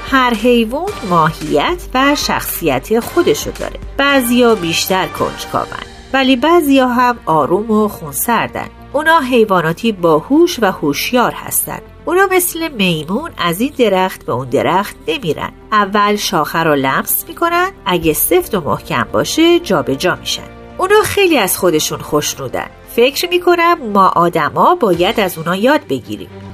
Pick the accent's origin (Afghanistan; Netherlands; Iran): Netherlands; now in Suriname; من در هلند بزرگ شدم